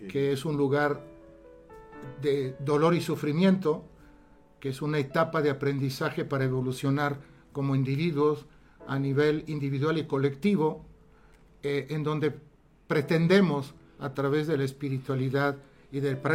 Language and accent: Spanish; Italy; Spanish is a second language; also born or lived in Alexandria, Egypt; Yo soy italiano, nací en Egipto, en Alejandría. Tuve esa gran suerte de nacer donde las pirámides, a pocos metros.